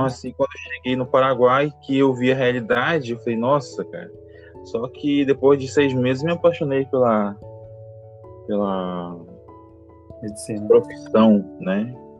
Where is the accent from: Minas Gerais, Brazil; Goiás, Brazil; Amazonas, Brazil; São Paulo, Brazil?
Amazonas, Brazil; Manaus; moved away as an adult; sou natural de Manaus, Amazonas